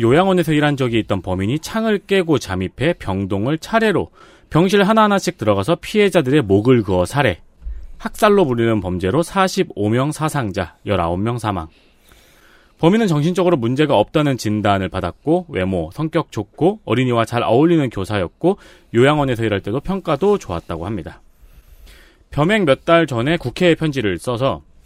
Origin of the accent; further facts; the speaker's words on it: Seongnam, Gyeonggi Province, South Korea; 전 특히 이제 성남에서 자랐잖아요